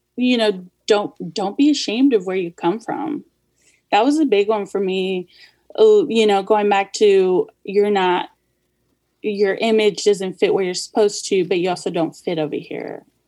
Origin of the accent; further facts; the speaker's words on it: United States; also born or lived in Los Angeles, California / Kansas City; born in the Los Angeles area and raised there till I was about eight or so. And then we moved to Kansas City